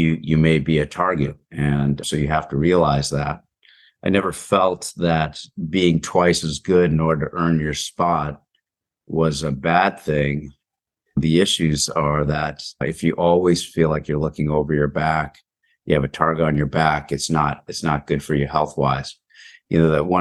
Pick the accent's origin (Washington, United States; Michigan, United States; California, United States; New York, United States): California, United States; Palo Alto; also born or lived in New Jersey; I was born in Palo Alto and came back to Palo Alto for junior high and high school, but lived in New Jersey